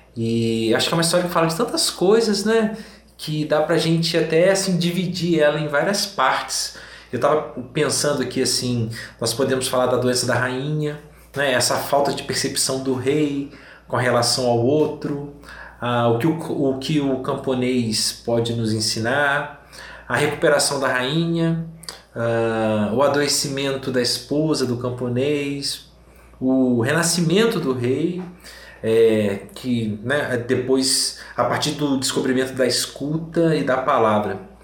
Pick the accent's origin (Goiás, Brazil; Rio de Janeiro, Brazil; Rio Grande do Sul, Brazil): Rio de Janeiro, Brazil; Cabo Frio; moved away as an adult; also born or lived in Piquete, São Paulo; now in Minas Gerais, Brazil; eu sou um paulista, mas filho de mineiro e criado no interior do Rio de Janeiro e que depois de 35 anos voltou para Minas Gerais.